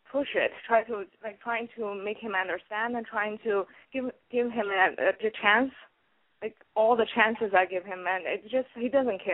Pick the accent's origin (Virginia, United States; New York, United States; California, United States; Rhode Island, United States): New York, United States; I'm from New York